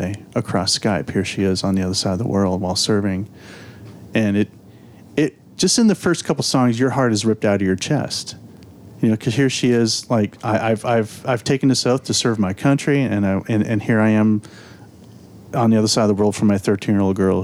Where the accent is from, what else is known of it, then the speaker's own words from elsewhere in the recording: outside Los Angeles, California, United States; moved away as an adult; also born or lived in St. Louis, Missouri; now in Memphis, United States; I grew up outside Los Angeles, and then I was in St. Louis for about 20 years, and then been in Memphis about 7